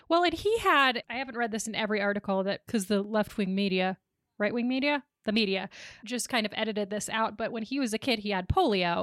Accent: Boise, Idaho, United States; born or raised there

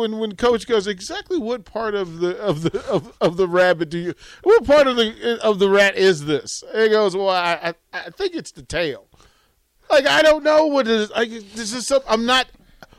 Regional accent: Northern Virginia / D.C., United States; moved away; also born or lived in Washington, D.C.; I'm from Virginia. I'm from North Virginia. I'm from D.C.

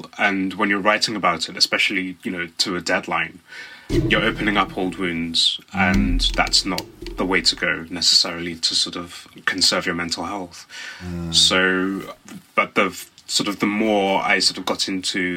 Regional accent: Black Country, West Midlands, United Kingdom; moved away as an adult; now in London, United Kingdom; So I'm from the West Midlands. I live in London now and have done for about 16 years, but I grew up in the West Midlands in a small area called the Black Country

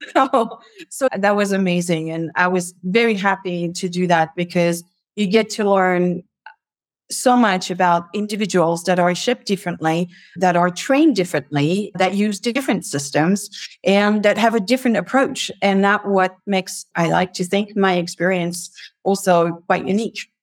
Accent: near Paris, Île-de-France, France; moved away as an adult; I grew up in France, near Paris.

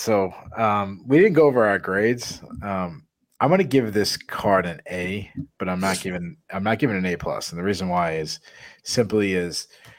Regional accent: New England, United States; I'm from New England.

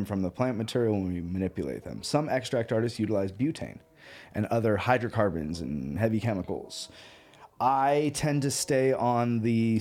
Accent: Northern California, United States; moved away as an adult; also born or lived in Colorado; I grew up in Northern California.

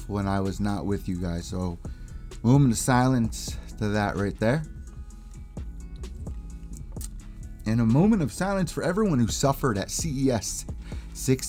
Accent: New Haven, Connecticut, United States; my hometown of New Haven, Connecticut.

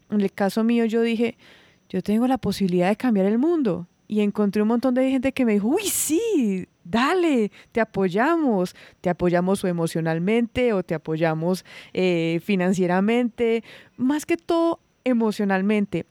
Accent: Santuario, Risaralda, Colombia; Santuario es un pueblo chiquitito, es un pueblo pequeño

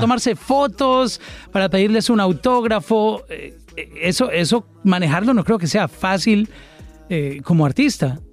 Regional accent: Colombia; mi país, en Colombia

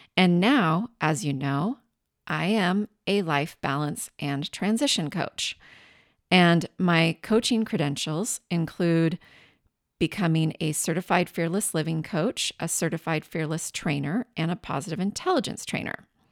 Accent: southeastern Washington State, United States; moved away as an adult; also born or lived in Tacoma, Washington / San Francisco; I grew up in Washington State, the southeastern side of the state

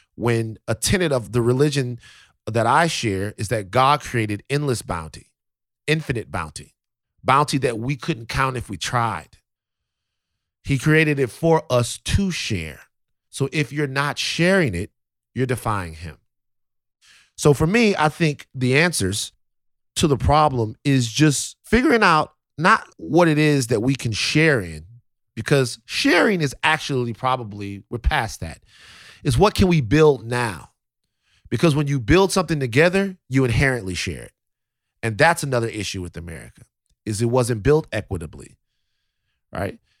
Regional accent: South Louisiana, United States; moved away; I'm from Louisiana, South Louisiana

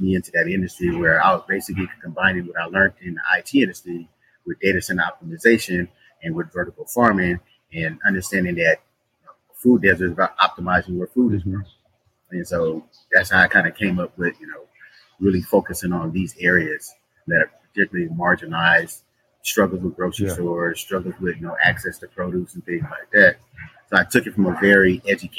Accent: Bay Area, California, United States; moved away as an adult; now in Dallas, United States; I'm from California, Bay Area

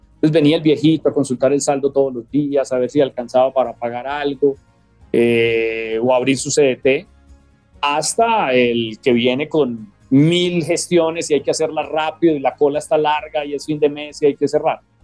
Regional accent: Medellín, Antioquia, Colombia; moved away as an adult; crecimos en Medellín

